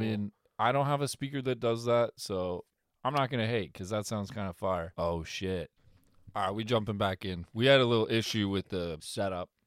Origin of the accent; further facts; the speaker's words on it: Canada; I'm Canadian.